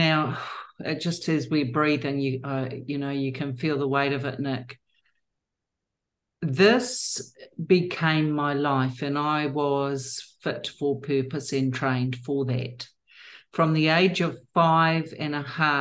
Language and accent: English; New Zealand; I was born and bred in New Zealand